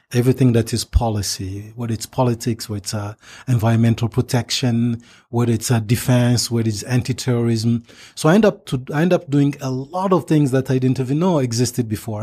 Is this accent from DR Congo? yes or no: yes; DR Congo; English is a second language; moved away; growing up in Zaire, the Democratic Republic today, Democratic Republic of Congo today